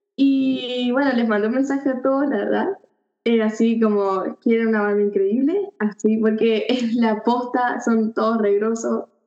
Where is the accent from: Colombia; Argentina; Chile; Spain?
Argentina; Mendoza; soy de Mendoza